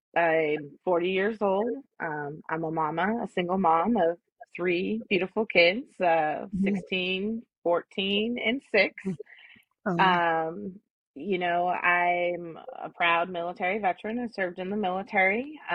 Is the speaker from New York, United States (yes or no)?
no; Oregon, United States; now in Georgia, United States; So I'm originally from the Pacific Northwest, the Oregon area. But right now, Georgia is where my roots are.